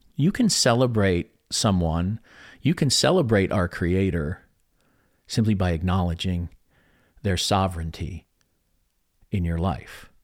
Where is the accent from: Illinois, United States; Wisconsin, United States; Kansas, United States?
Illinois, United States; Chicago; I come from Chicago